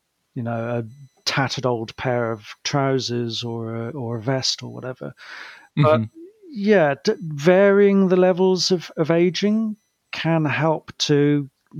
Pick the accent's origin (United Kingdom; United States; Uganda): United Kingdom; also born or lived in Cardiff; as a Brit